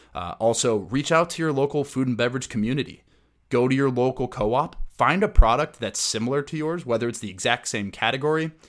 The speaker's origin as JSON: {"language": "English", "town": "Minneapolis", "region": "Minnesota", "country": "United States", "tie": "born or raised there", "said": "my hometown of the Twin Cities"}